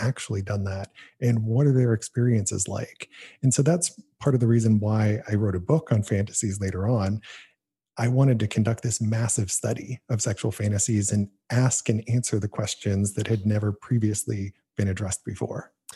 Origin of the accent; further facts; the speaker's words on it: Canton, Ohio, United States; my hometown, Canton, Ohio